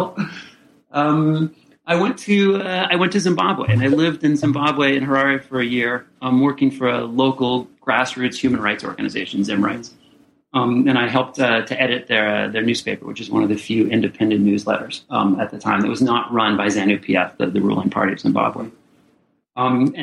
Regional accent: Colorado, United States; I'm originally from Colorado. I was born in Colorado. And I grew up here

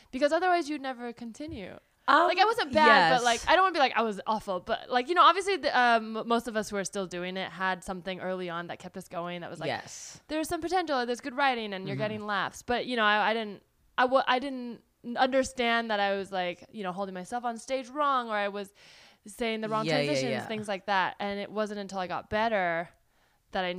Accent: California, United States; I grew up in California

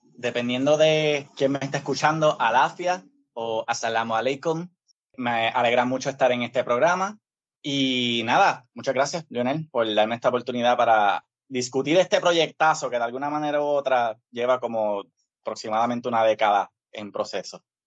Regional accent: Isabela, Puerto Rico; also born or lived in Río Piedras, Puerto Rico / Santurce, Puerto Rico; desde los 14 hasta los 18 en Isabela

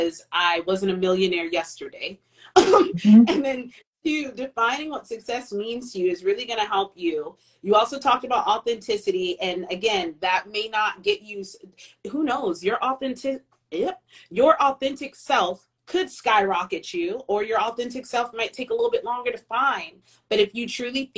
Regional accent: United States; We grew up in America

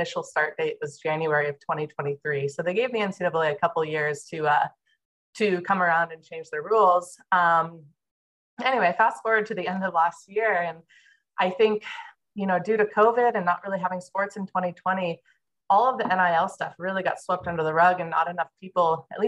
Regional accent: Santa Cruz, California, United States; also born or lived in Santa Barbara, California / Denmark / Hawaii; I grew up in Santa Cruz, California

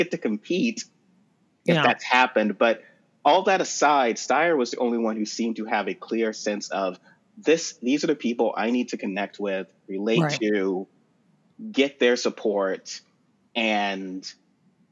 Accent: South Carolina, United States; I grew up in South Carolina, so I have a strong connection to it

